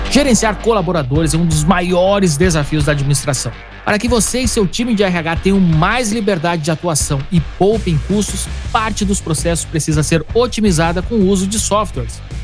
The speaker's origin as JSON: {"language": "Portuguese", "town": "Porto Alegre", "region": "Rio Grande do Sul", "country": "Brazil", "said": "nós somos conterrâneos, eu sou de Porto Alegre"}